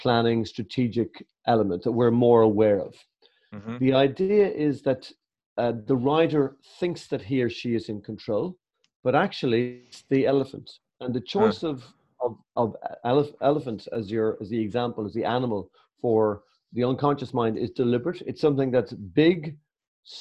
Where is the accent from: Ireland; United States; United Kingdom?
Ireland